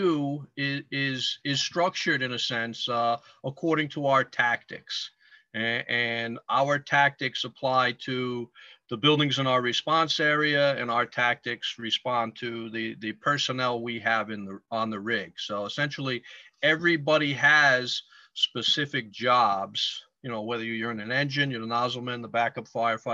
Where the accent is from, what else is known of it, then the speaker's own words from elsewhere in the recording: Stamford, Connecticut, United States; I am born and raised in Stamford, Connecticut